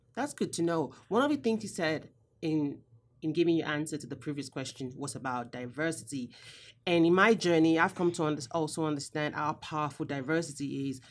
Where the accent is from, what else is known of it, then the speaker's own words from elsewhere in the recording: Nigeria; I'm also Nigerian as well